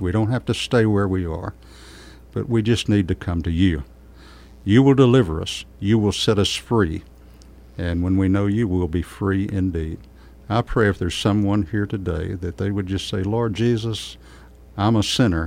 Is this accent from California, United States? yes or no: no; Kerrville, Texas, United States; I was born and raised in Kerrville